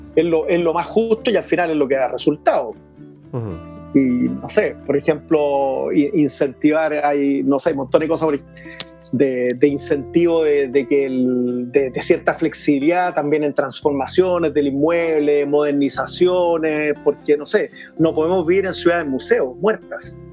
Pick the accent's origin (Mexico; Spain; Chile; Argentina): Chile; como chileno, la verdad que yo amo mi tierra